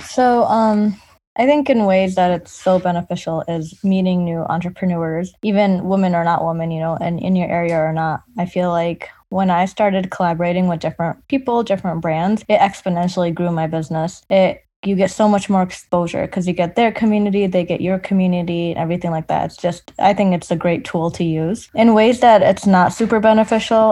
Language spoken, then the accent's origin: English; Hamtramck, Michigan, United States; growing up in Hamtramck